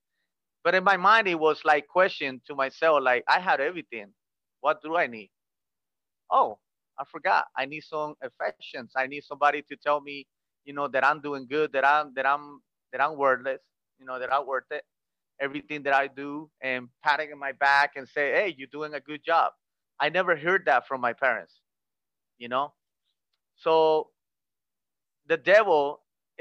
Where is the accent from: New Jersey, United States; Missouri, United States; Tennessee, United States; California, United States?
California, United States; Los Angeles; moved away as an adult; now in Nicaragua; I was born in here and I was raised in Los Angeles, California. When I was maybe like around 9, 10 years old, my parents took me to Los Angeles